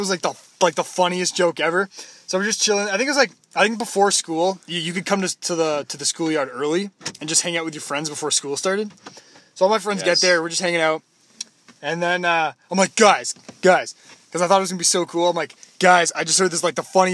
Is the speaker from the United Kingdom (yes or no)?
no; Toronto, Ontario, Canada; I'm from Toronto, too.